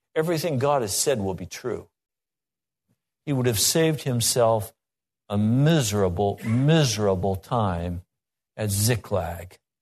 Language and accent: English; Laramie, Wyoming, United States; I grew up in Laramie, Wyoming